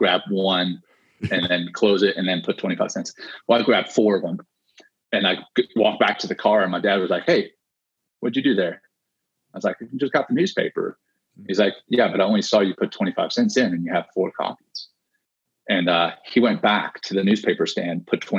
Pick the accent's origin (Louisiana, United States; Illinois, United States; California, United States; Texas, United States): Louisiana, United States; Ruston; also born or lived in Cape Town, South Africa; I was born in Cape Town, South Africa, and I was one of five children. Three older sisters and a younger brother. And in 1984, so I had just turned seven, my parents, you know, pulled the five of us up and moved us to the small town of Ruston, Louisiana